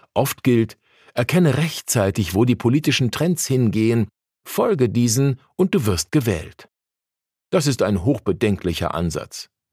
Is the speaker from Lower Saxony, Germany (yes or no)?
no; Rostock, Mecklenburg-Vorpommern, Germany; moved away as an adult; now in Berlin, Germany; Ich komme aus Mecklenburg-Vorpommern, aus Rostock, wo ich viele Jahre evangelischer Pastor war